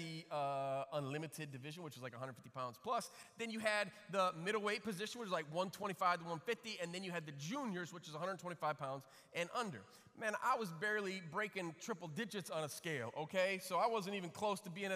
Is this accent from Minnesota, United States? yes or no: no; Flint, Michigan, United States; also born or lived in Chicago, Illinois; I grew up in Flint, Michigan, other side of the state. Lived in Chicago when I was a kid through third grade, and then just before fourth grade, my parents moved to Flint